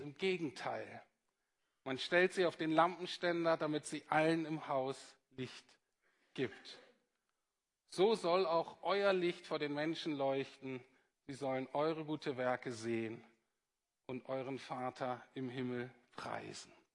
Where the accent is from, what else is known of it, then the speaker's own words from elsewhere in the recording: Bremen, Germany; moved away; also born or lived in Heidelberg; ich komme aus Bremen übrigens